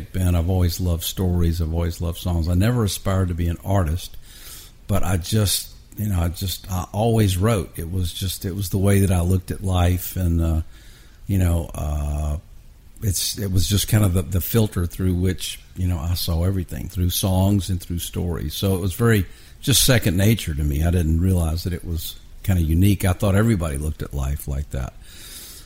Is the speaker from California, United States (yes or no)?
no; Atlanta, Georgia, United States; also born or lived in Texas; now in Nashville, United States; I grew up in Atlanta